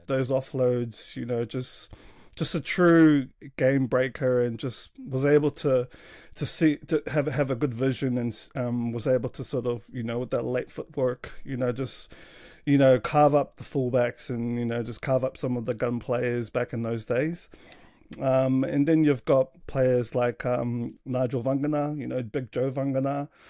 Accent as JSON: {"language": "English", "town": "Sydney", "region": "New South Wales", "country": "Australia", "tie": "born or raised there", "moved": "yes", "lives_now": "New Zealand", "said": "born and raised in, uh, Sydney there"}